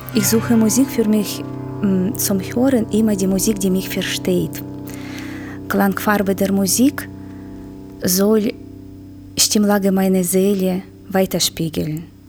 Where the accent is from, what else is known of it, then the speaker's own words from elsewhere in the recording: Ural, Russia; German is a second language; now in Augsburg, Germany; Ich bin in Ural ge geboren. Als ich nach Deutschland kam, habe ich natürlich gesucht, etwas Bekanntes, etwas von meiner Heimat.